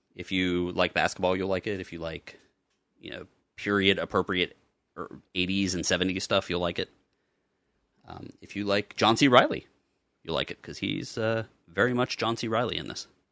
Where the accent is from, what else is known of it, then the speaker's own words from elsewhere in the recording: Pittsburgh, Pennsylvania, United States; I was born in Pittsburgh